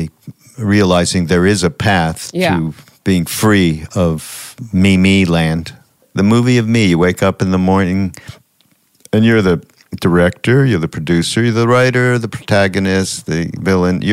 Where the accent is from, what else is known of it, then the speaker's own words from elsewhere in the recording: Montreal, Quebec, Canada; I grew up Jewish in Montreal